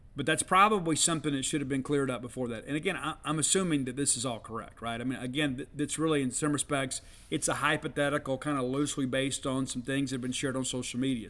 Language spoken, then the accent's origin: English; South Mississippi, United States; now in Starkville, United States; I grew up in South Mississippi